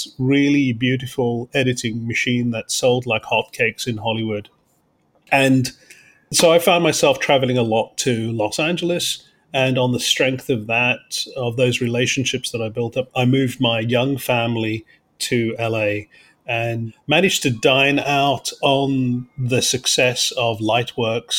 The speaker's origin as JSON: {"language": "English", "region": "London", "country": "United Kingdom", "tie": "born or raised there", "also_born_or_lived": "Cape Town, South Africa", "moved": "yes", "said": "I grew up in London. But was actually born in Cape Town in South Africa, at the tip of Africa. But I grew up in London from the age of 8"}